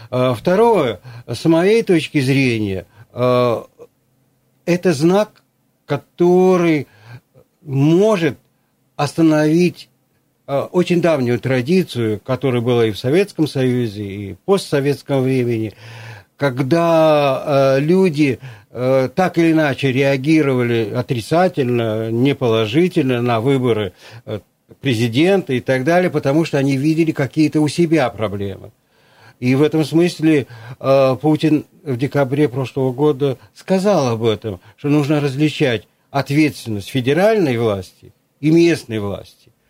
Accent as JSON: {"language": "Russian", "region": "Krasnoyarsk Krai", "country": "Russia", "said": "поскольку сам Канский, вот я"}